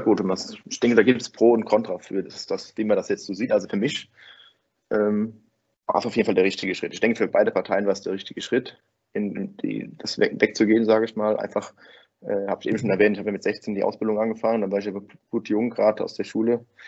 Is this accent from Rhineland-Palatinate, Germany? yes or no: yes; Winningen, Rhineland-Palatinate, Germany; komme ich aus Winningen bei Koblenz. Das ist ein kleines Dorf